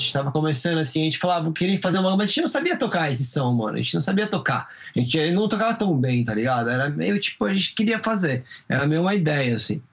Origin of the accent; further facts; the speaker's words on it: Brazil; moved away; mesmo morando fora do Brasil, como brasileiro